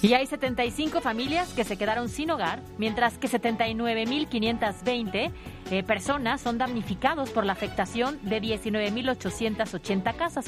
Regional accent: Puebla, Mexico; Nosotros, como poblanos

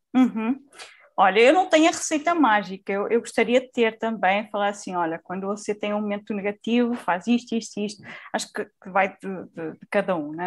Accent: Portugal; accent: Portuguese; Eu atualmente vivo em, em, Portugal, como já devem ter notado também pelo meu sotaque, eu sou, sou de Portugal

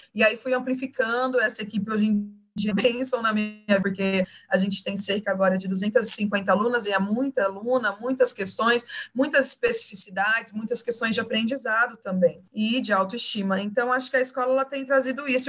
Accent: Cuiabá, Mato Grosso, Brazil; moved away as an adult; now in São Paulo, Brazil; Eu vinha de Cuiabá, que é a minha raiz, e eu honro as minhas raízes, eu honro a minha cidade materna, que é onde está a minha família.

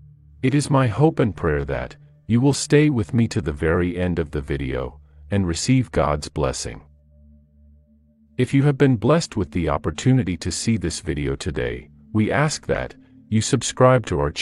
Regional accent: United Kingdom; now in Italy; Although I am currently based in Italy, I was born and raised in the United Kingdom.

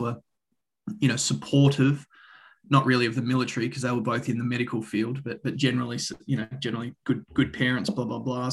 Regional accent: Australia; also born or lived in Canada / Boulder, Colorado; I'm Australian, as you might be able to tell from the accent. Grew up in the country. In Australia

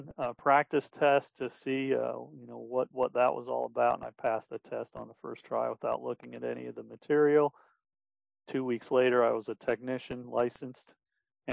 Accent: Denver, Colorado, United States; now in Wichita, United States; I'm originally from Denver, Colorado, now living in Wichita, Kansas

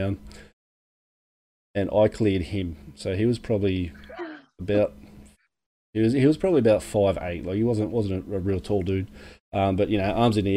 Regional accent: Penrith, New South Wales, Australia; moved away; I'm from Penrith originally.

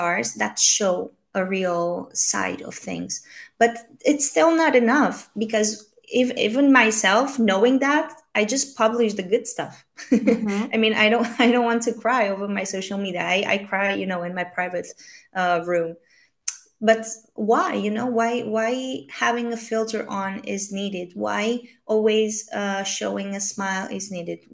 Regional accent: Romania; now in Spain; I'm from Romania

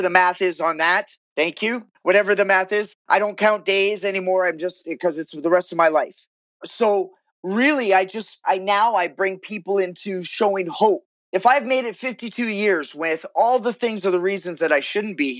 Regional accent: Vancouver, British Columbia, Canada; I was born and raised in Vancouver, Canada

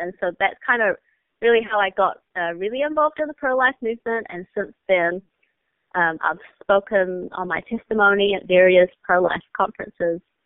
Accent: New Zealand; moved away as an adult; also born or lived in China; now in United States; And then our family immigrated to New Zealand, and I grew up there until I was 18

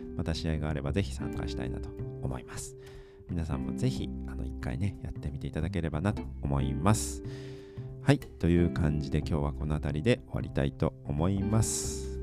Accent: Aichi, Japan; その愛知県僕の出身の地域

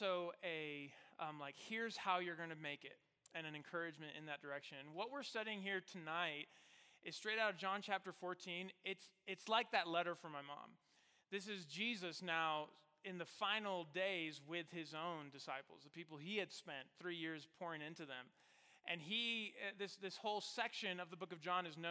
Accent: Mexico; moved away as an adult; also born or lived in Virginia; now in Colorado Springs, United States; I grew up in Mexico, and then I went to the United States for undergrad. So I spent my whole life in Mexico.

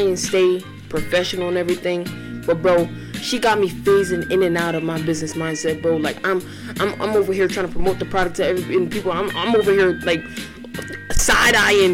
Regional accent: Philadelphia, Pennsylvania, United States; I grew up in North Philly, Strawberry Mansion

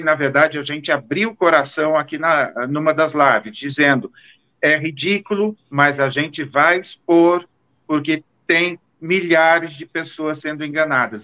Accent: Marília, São Paulo, Brazil; Marília, a minha terra, tem trezentos mil habitantes

